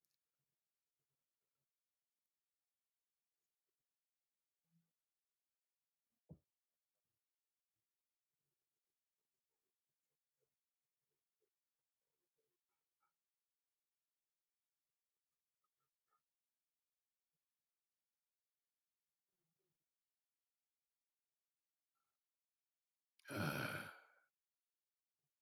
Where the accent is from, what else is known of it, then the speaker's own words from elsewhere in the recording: New York City, New York, United States; I grew up in in Brooklyn